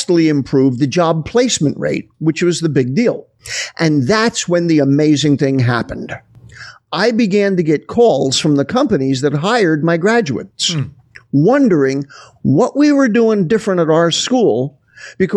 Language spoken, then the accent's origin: English; New Jersey, United States; I was living in New Jersey, which is where I'm originally from